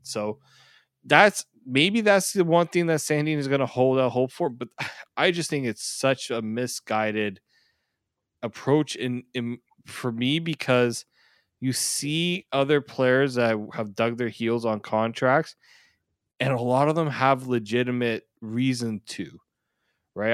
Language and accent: English; Canada; I'm Canadian